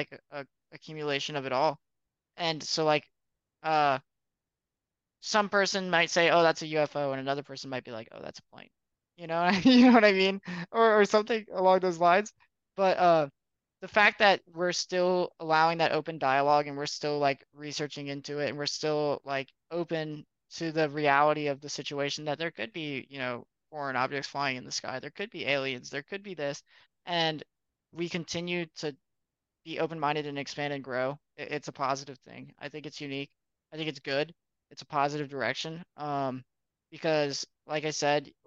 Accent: North Carolina, United States; first language English; moved away as an adult; now in Arizona, United States; I'm from North Carolina, but so I am American.

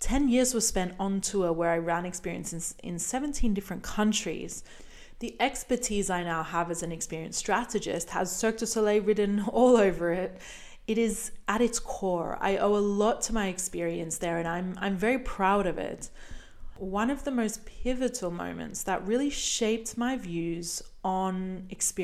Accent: Brisbane, Queensland, Australia; moved away; my hometown of Brisbane, Australia

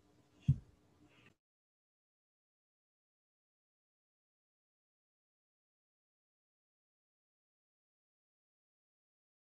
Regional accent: Florida, United States; I'm from Florida

